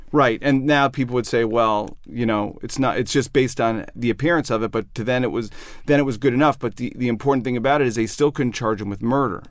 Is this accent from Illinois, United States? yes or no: yes; outside of Chicago, Illinois, United States; moved away as an adult; also born or lived in New York; I grew up outside of Chicago